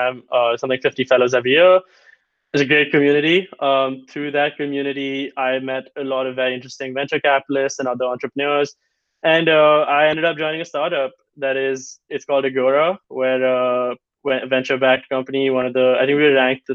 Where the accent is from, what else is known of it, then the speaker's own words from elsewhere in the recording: India; moved away; As an Indian